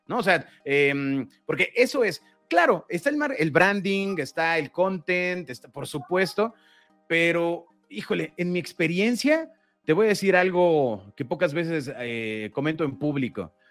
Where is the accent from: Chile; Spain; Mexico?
Mexico; Todos somos mexicanos, todos los que estamos involucrados somos mexicanos.